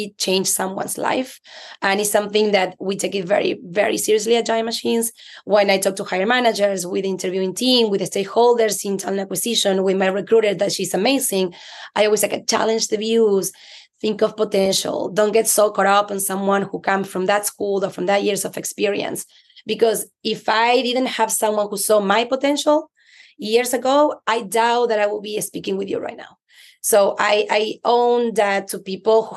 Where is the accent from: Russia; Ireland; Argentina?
Argentina; English is a second language; moved away as an adult; now in United States; I'm Latina. You can tell by my accent. I'm from Argentina, moved to the US 17 years ago.